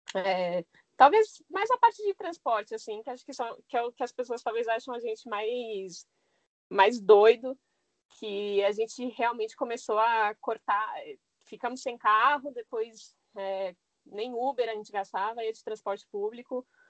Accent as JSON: {"language": "Portuguese", "region": "São Paulo", "country": "Brazil", "tie": "born or raised there", "moved": "yes", "said": "minha infância foi na Zona Norte de São Paulo"}